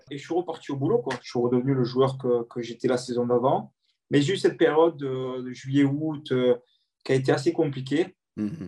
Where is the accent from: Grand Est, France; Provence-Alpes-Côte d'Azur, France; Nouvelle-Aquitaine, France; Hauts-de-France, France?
Provence-Alpes-Côte d'Azur, France; Marseille; en tant que Marseillais